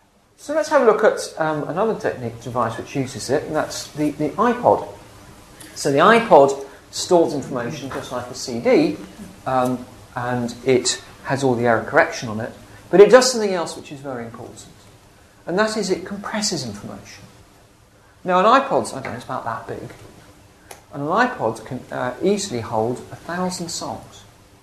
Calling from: England, United Kingdom; I can ring someone up in America and they won't know that I'm ringing them from England.

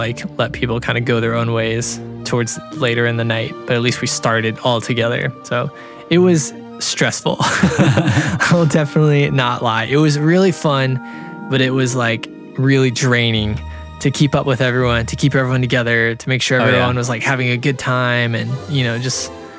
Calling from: Cincinnati, Ohio, United States; I'm from Cincinnati and here the water isn't sulfury, ? like it is in Orlando.

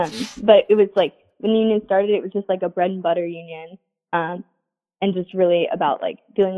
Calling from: Grinnell, Iowa, United States; I'm calling you from Grinnell, Iowa.

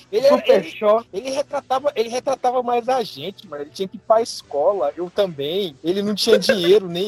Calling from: São Paulo, Brazil; De onde você fala? São Paulo.

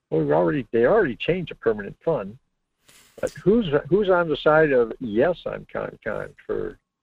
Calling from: Fairbanks, Alaska, United States; from Fairbanks.

